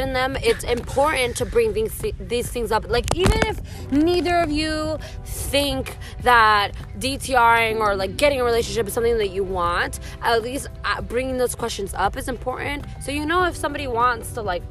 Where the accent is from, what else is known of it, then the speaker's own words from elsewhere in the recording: Miami, Florida, United States; also born or lived in Broward County, Florida; I was born and kind of raised, like, my early years in Miami-Dade, and then for high school, I moved to Broward, so I'm a mixed Miami girl